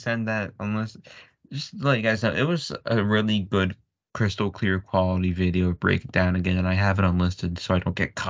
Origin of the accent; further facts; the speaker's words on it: Vancouver, British Columbia, Canada; Yeah, I'm from Vancouver.